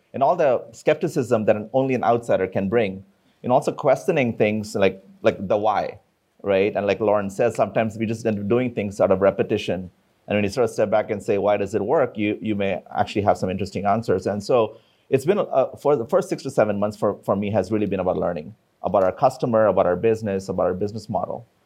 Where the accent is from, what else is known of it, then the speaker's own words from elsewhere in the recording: India; I come from India.